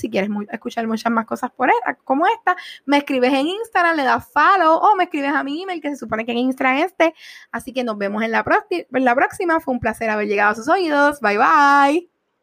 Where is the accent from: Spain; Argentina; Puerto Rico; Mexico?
Puerto Rico; estamos en Puerto Rico